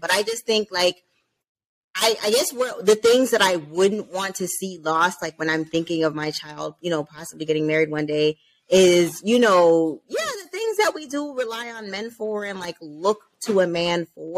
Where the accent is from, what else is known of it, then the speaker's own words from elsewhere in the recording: Jamaica; I'm Jamaican